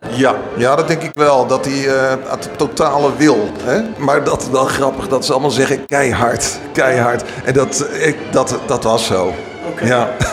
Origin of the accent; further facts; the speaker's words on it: Utrecht, Netherlands; wij komen dan uit Utrecht